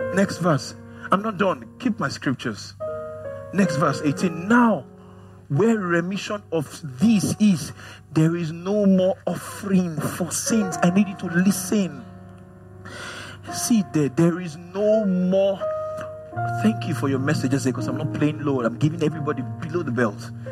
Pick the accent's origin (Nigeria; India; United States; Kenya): Nigeria; as a Nigerian man